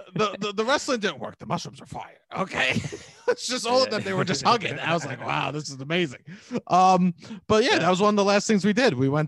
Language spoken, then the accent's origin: English; New York, United States; we're from New York.